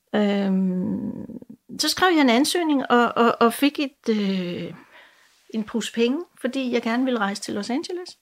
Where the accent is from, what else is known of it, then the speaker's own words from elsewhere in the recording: Jutland, Denmark; moved away; jeg kommer jo oprindeligt fra Jylland